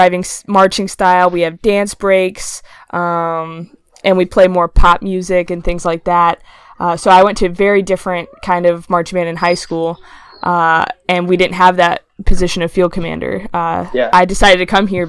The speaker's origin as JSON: {"language": "English", "town": "Charlotte", "region": "North Carolina", "country": "United States", "tie": "born or raised there", "moved": "as an adult", "lives_now": "Athens, United States", "said": "I was born and raised in Charlotte, North Carolina"}